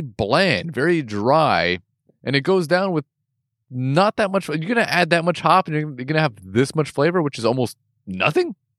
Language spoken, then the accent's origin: English; West Coast, United States; first language English; I'm from the West Coast